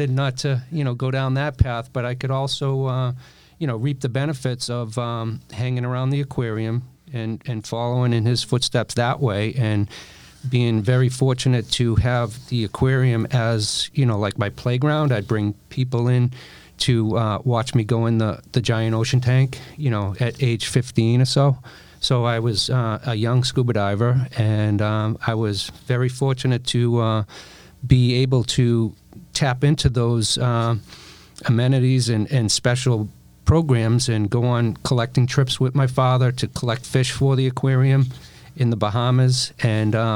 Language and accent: English; Boston, Massachusetts, United States; accent: Boston; my Boston accent